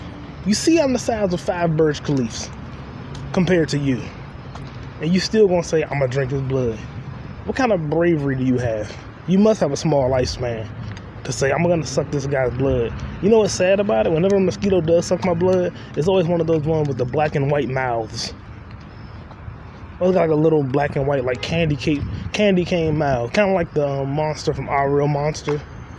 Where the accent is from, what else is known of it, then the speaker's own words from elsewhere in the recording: New York, United States; I got a deep voice. I'm from New York.